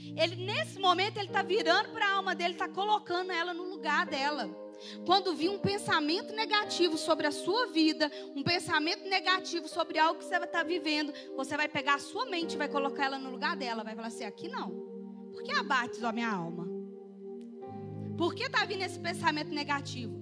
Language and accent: Portuguese; Itaipu, Minas Gerais, Brazil; eu sou lá do Itaipu